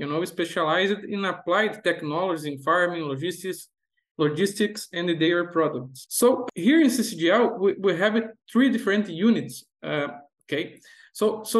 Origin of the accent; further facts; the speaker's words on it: Brazil; also born or lived in Idaho, United States; I am from Brazil